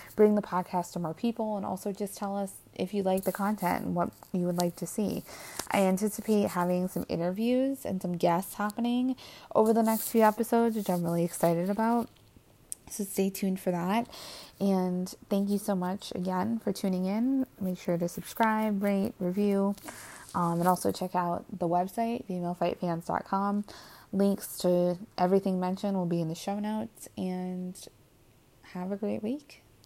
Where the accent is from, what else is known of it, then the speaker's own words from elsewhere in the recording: Cleveland, Ohio, United States; She's from Cleveland, and so am